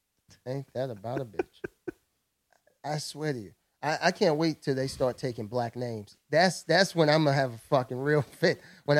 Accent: New York, United States; I'm doing my thing as a New Yorker.

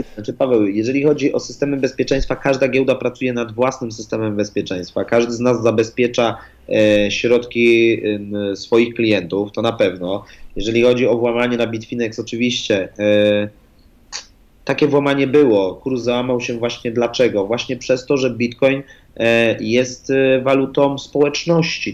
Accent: Poland; jestem z Polski

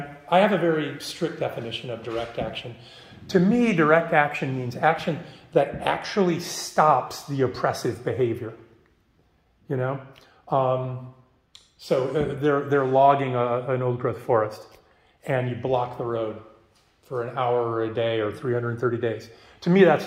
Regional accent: Midwest, United States; I grew up in the Midwest

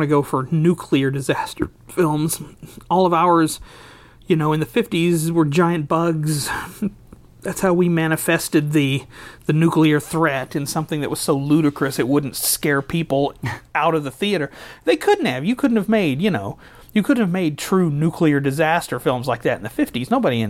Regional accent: Abilene, United States; my hometown of Abilene

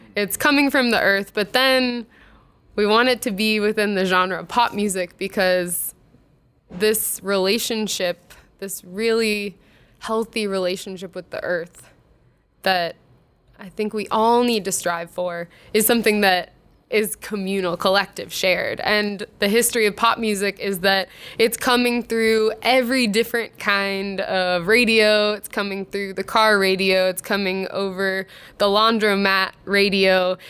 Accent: Jupiter, Florida, United States; now in Minneapolis, United States; I grew up in Jupiter. Florida.

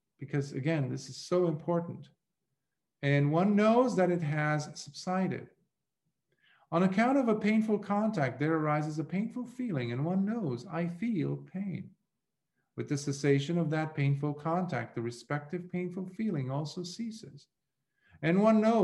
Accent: Lebanon; moved away; growing up in Lebanon, when I was about 11, 12, I had gone to learn the business or art of goldsmithing

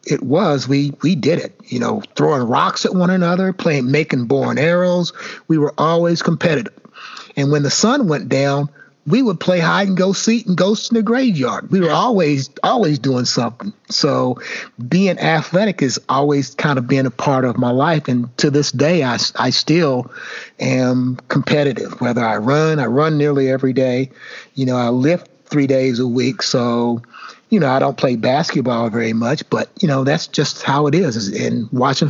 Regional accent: United States; growing up on Miles Street

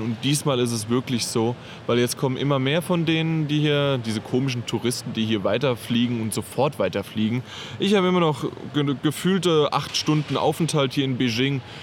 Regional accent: Germany; bei uns in Deutschland

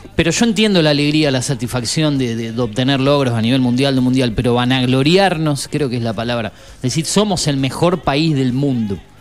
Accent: Argentina; uno está orgulloso del país en el, en el que vive, de ser argentino

